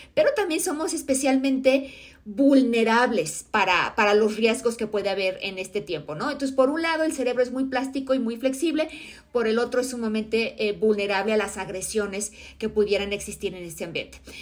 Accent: Mexico; mi país, en México

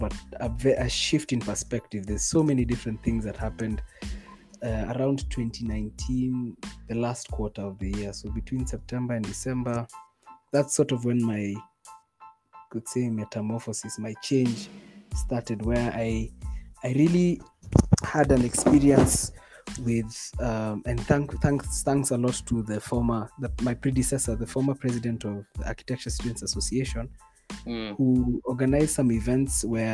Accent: Nairobi, Kenya; I was born in, you could say, middle class Nairobi

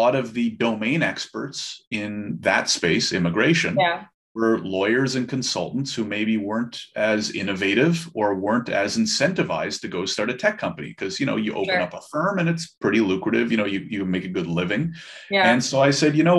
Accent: Ottawa, Ontario, Canada; I'm born and raised in Ottawa

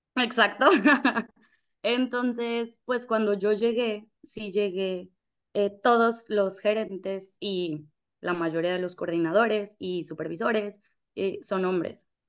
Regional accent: Mexico; moved away as an adult; also born or lived in Paraguay / Puerto Rico / Spain; now in Dominican Republic; yo soy de México

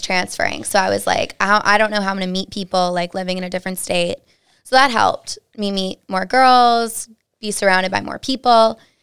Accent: Dudley, Massachusetts, United States; originally I'm from Dudley, Mass. Super small town, Central Mass-ish. Um, went to a super small high school

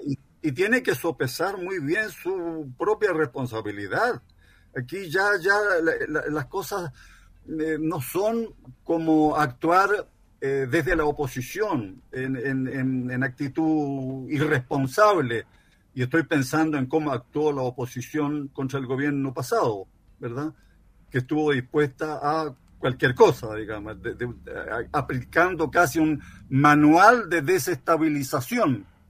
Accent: Chile; Somos todos chilenos, independientemente de nuestros ancestros

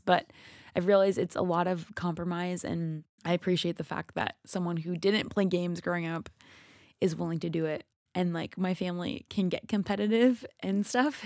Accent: Minnesota, United States; I'm from Minnesota

